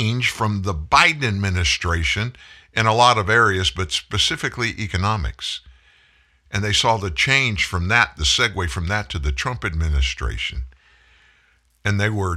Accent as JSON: {"language": "English", "region": "Louisiana", "country": "United States", "tie": "born or raised there", "also_born_or_lived": "South Texas", "said": "I was born in South Texas. I lived most of my life in Louisiana."}